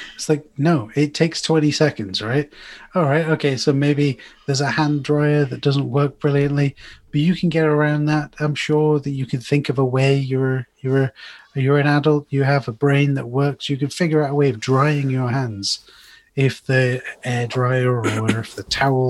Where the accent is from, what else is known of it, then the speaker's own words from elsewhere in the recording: United Kingdom; this is a hometown in the UK